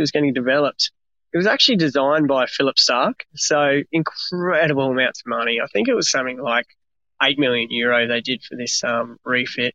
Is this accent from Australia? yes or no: yes; Australia; also born or lived in France; as an Aussie, as a young Aussie